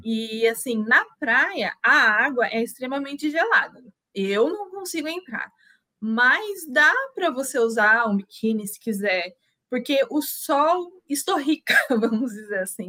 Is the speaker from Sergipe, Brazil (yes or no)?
no; Itu, São Paulo, Brazil; moved away as an adult; also born or lived in Portugal; now in Poland; sou do interior de São Paulo, uh, da cidade de Itu, precisamente